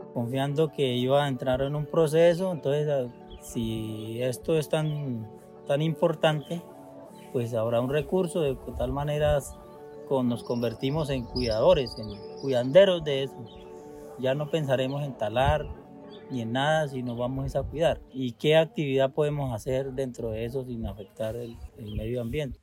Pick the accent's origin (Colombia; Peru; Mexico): Colombia; Mesetas, Meta; Fuimos casi nacidos y criados ahí en mesetas